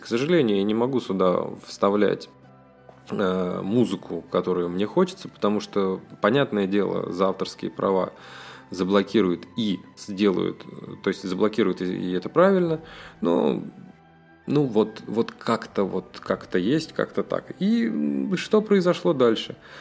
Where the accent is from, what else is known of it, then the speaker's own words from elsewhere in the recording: Russia; Я из России, и я россиянин, всю жизнь прожил в России